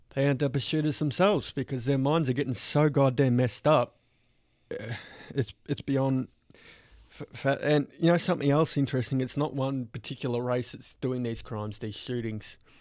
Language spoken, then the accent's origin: English; Australia; growing up in Australia